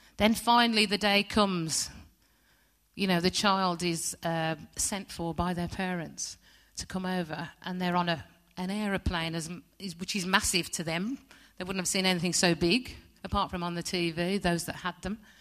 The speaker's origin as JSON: {"language": "English", "town": "West Bromwich", "region": "West Midlands", "country": "United Kingdom", "tie": "born or raised there", "said": "I was born in West Bromwich Hospital in nineteen sixty"}